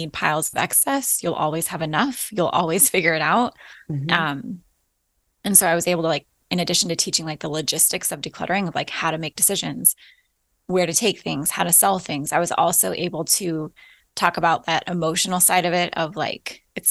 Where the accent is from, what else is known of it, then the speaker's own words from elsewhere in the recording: Alaska, United States; moved away as an adult; also born or lived in Florida / Midwest; We were born and raised in Alaska